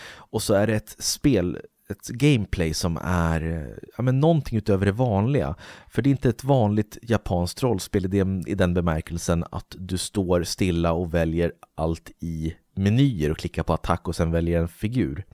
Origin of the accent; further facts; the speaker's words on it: Uppsala, Uppsala County, Sweden; där jag bor i Uppsala